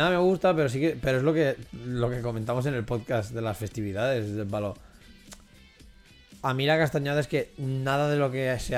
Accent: Spain; Sí, porque soy de España.

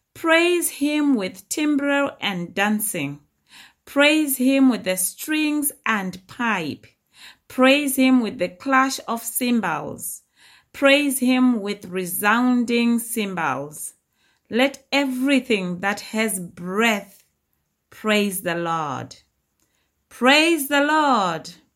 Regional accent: Zimbabwe; my early childhood when I was growing up in Zimbabwe in the early 80s

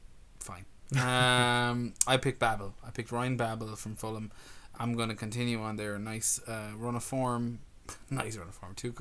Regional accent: Ireland; We're an Irish podcast

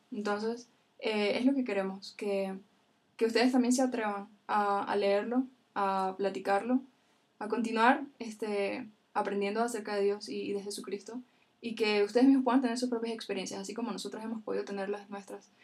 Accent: Venezuela; yo soy de Venezuela

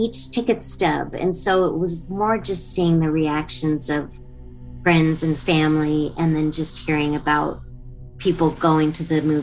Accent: Alexandria, Virginia, United States; moved away as an adult; I flew home to Alexandria, Virginia

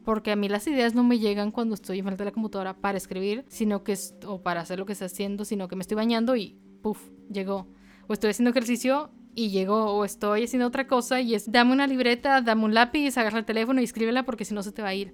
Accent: Monterrey, Nuevo León, Mexico; de donde yo soy, no muy orgullosa Monterrey en estos momentos, pero en Monterrey, le digo, la vida es muy rápida

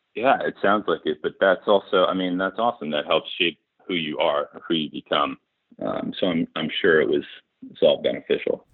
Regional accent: Hartford, Connecticut, United States; moved away as an adult; also born or lived in Boston, Massachusetts / Upper West Side, Manhattan, New York; I grew up in New England. So born in Boston. Uh, childhood outside of Hartford, Connecticut

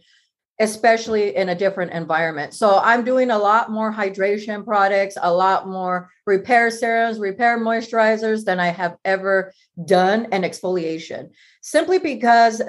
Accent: Washington, United States; moved away as an adult; now in Los Angeles, United States; I'm from Washington

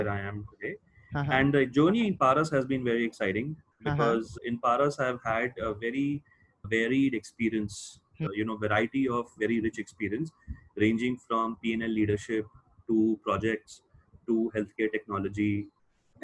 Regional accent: Delhi, India; moved away as an adult; also born or lived in Jaipur / Michigan, United States; I was born in Jaipur, raised up in Delhi, went to school in Delhi.

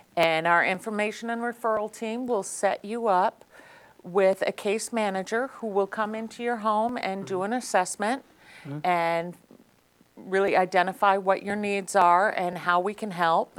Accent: Lee, Massachusetts, United States; I grew up in Lee. Um, obviously, went to Berkshire Community College

